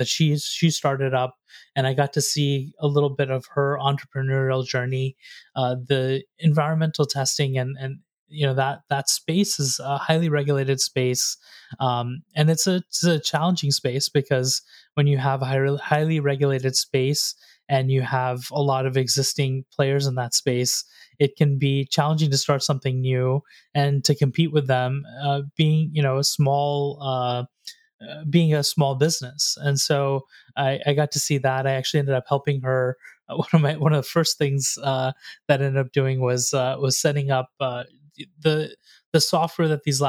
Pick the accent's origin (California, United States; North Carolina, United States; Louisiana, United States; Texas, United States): North Carolina, United States; I grew up there in North Carolina